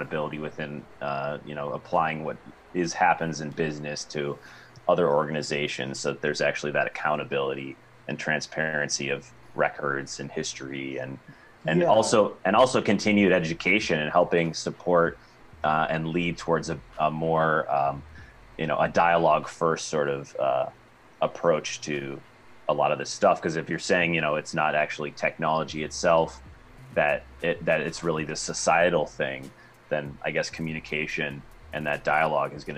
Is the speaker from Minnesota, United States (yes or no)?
yes; Minnesota, United States; my home state of Minnesota